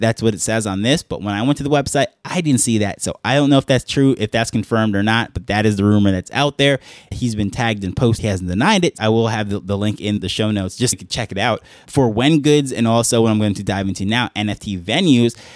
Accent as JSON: {"language": "English", "region": "New York", "country": "United States", "tie": "born or raised there", "moved": "as an adult", "lives_now": "Jamaica", "said": "I grew up in New York"}